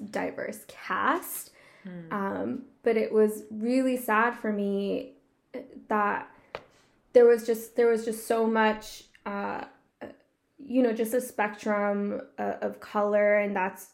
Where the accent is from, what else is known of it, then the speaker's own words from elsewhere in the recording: California, United States; I'm also from California